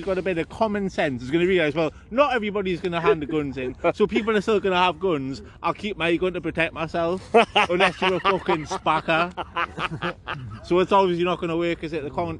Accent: Geordie, North East England, United Kingdom; accent: Geordie; With me Geordie accent

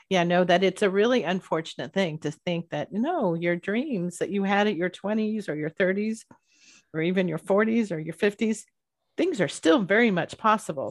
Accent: Bay Area, California, United States; when I was growing up in the Bay Area

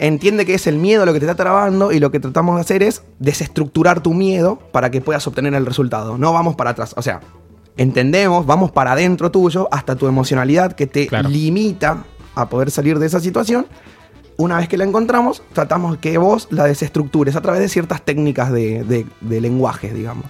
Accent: Formosa, Argentina; moved away; soy de Formosa

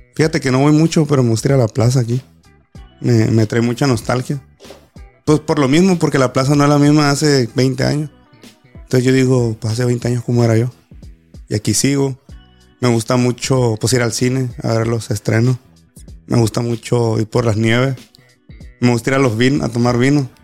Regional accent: Los Cabos, Baja California Sur, Mexico; yo ser de aquí, de Los Cabos, nativo de aquí, de mi tierra

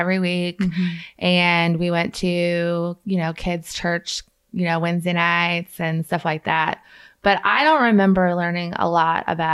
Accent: Kansas City, United States; now in Vandalia, United States; I'm from Kansas City, and I somehow ended up in Vandalia, Missouri

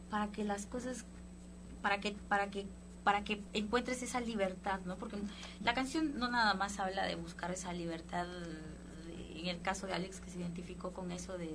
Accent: Guatemala; Ahí yo soy de Guatemala

